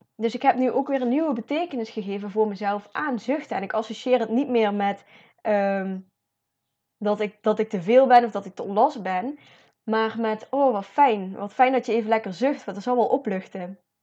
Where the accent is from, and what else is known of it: Netherlands